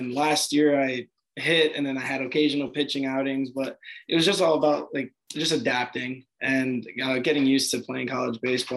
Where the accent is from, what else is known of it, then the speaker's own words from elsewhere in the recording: Belleville, New Jersey, United States; moved away as an adult; also born or lived in Nutley, New Jersey / Virginia; I grew up in Belleville, New Jersey.